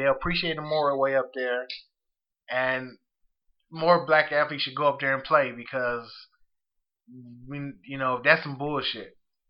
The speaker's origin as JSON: {"language": "English", "town": "Zion", "region": "Illinois", "country": "United States", "tie": "born or raised there", "said": "Even my hometown, in Zion, Illinois"}